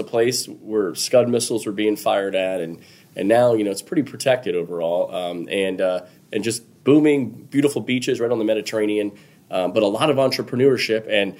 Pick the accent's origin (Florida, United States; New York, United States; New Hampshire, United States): Florida, United States; South; growing up in South Florida